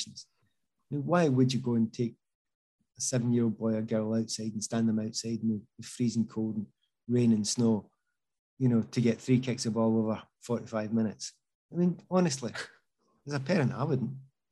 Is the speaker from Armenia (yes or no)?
no; Easthouses, Scotland, United Kingdom; I was brought up in East House